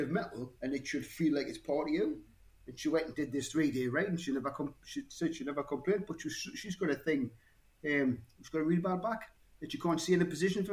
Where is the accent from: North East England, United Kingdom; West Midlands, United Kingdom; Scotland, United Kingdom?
North East England, United Kingdom; Newcastle upon Tyne; now in Cromerton, United Kingdom; Newcastle originally, but I live in Cromerton. Been here for too many years, 20 plus years